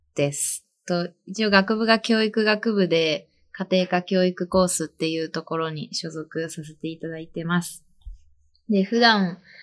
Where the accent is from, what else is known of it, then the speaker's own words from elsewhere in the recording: Toyama, Japan; moved away as an adult; now in Nagano, Japan; 自分は、富山県出身